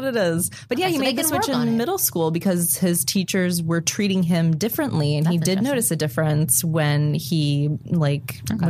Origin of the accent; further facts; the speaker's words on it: Florida, United States; I'm from Florida, I'm from the South